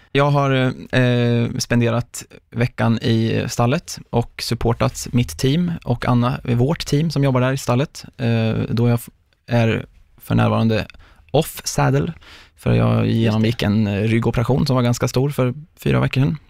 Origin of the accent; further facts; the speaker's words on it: Mjölby, Östergötland, Sweden; där jag bodde då i Mjölby, där jag är uppvuxen.